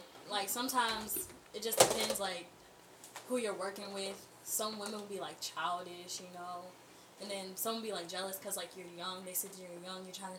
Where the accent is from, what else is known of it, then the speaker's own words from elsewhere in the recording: Louisa, Virginia, United States; moved away; I'm from Louisa, Virginia. Graduated Louise County High School in 2016.